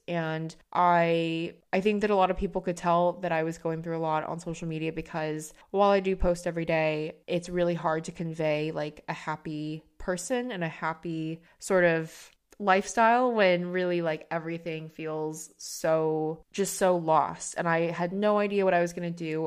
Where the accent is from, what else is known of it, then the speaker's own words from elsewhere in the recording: United States; now in London, United Kingdom; me as an American working in London